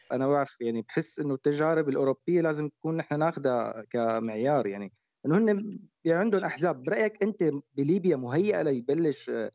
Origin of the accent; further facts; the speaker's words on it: Syria; عندنا بسوريا